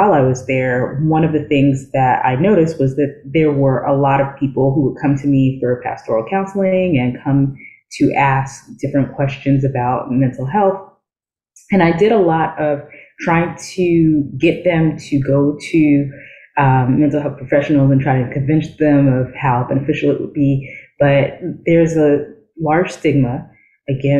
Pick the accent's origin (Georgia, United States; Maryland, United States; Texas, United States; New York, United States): New York, United States; New York City; So I did grow up in New York City. I am from the Bronx